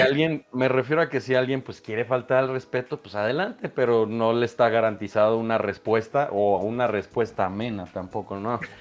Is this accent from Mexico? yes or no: yes; Monterrey, Nuevo León, Mexico; also born or lived in Guadalajara; now in Mexico City, Mexico; nací en Guadalajara, viví en Monterrey muchos años, entonces prácticamente soy de Monterrey